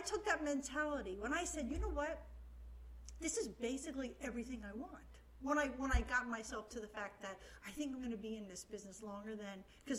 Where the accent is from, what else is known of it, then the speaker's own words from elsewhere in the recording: Miami, Florida, United States; now in West Palm Beach, United States; I'm born and raised in Miami.